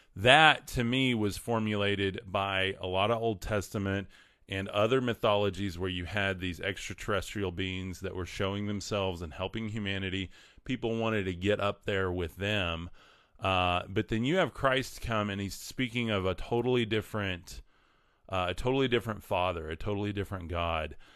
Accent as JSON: {"language": "English", "region": "West Texas", "country": "United States", "tie": "born or raised there", "said": "raised in West Texas"}